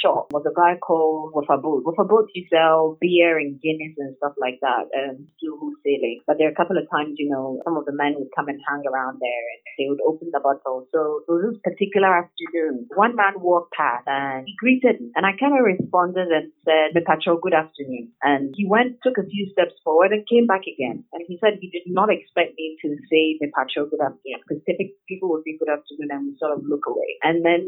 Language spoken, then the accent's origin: English; Obuasi, Ashanti, Ghana; I grew up in Obuasi